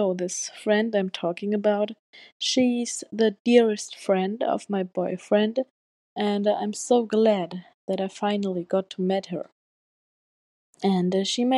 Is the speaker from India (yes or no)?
no; Germany; I'm from Germany